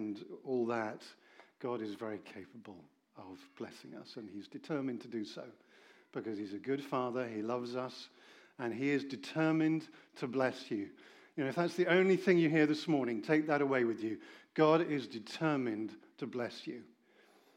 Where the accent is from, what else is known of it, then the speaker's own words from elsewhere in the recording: Oxford, South East England, United Kingdom; I come from Oxford